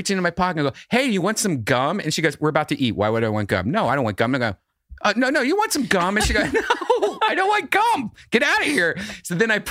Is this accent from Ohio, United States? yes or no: yes; Dublin, Ohio, United States; moved away as an adult; When I moved from Ohio